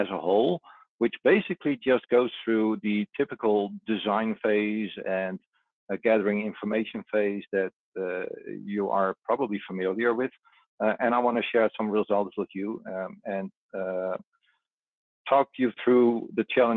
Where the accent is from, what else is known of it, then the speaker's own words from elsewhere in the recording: Netherlands; just outside of my hometown here in the Netherlands